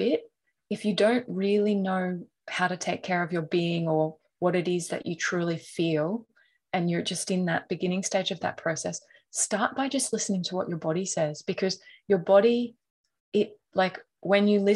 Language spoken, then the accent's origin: English; North Queensland, Australia; I grew up in North Queensland